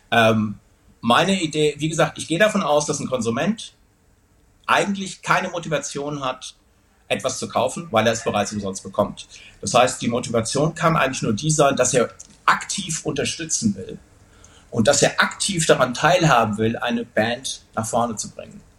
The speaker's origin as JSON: {"language": "German", "town": "Wuppertal", "region": "North Rhine-Westphalia", "country": "Germany", "said": "wir kommen aus Wuppertal, wir sind stolz drauf, aus Wuppertal zu kommen"}